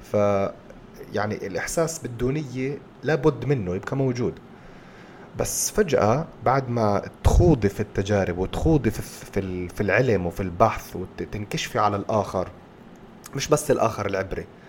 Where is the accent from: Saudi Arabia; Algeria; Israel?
Israel; احنا كفلسطينيين في الداخل